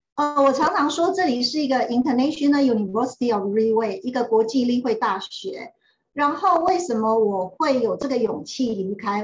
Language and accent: Chinese; Xinyi / Zhongliao, Nantou County, Taiwan; 因为我爸爸是国中的老师，然后我住在信义国中的老师宿舍。那我爸爸搬到中寮国中，就住在中寮国中的老师宿舍